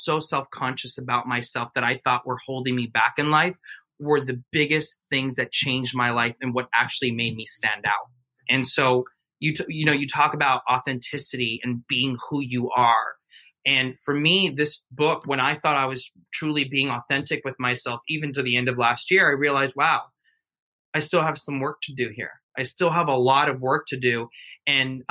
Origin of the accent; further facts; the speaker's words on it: United States; I was born in the United States, but my mom and dad are from Mexico.